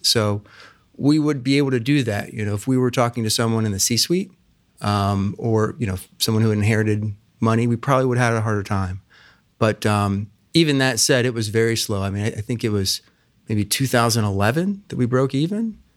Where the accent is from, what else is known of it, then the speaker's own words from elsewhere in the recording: Plain City, Ohio, United States; also born or lived in Oxford, Ohio / Chicago; I grew up out in Plain City